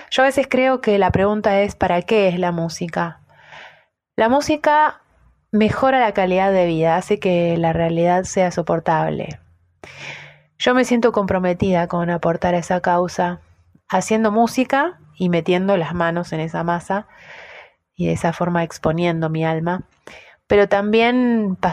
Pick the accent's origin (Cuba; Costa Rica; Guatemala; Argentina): Argentina; Soy música, solista, argentina, docente, madre, artista independiente